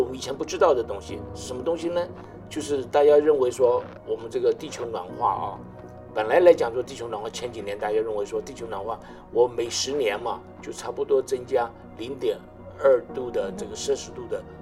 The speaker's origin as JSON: {"language": "Chinese", "country": "Taiwan", "moved": "yes", "said": "我， 我从台湾来"}